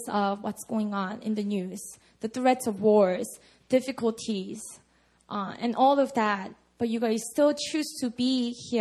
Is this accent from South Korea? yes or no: yes; Busan, South Korea; English is a second language; now in Seoul, South Korea; my hometown, Busan